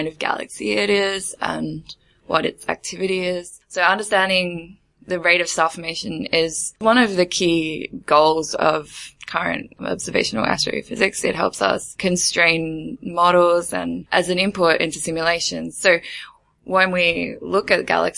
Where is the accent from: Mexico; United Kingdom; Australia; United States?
Australia; moved away as an adult; now in Germany; I'm an Australian studying for my PhD in Germany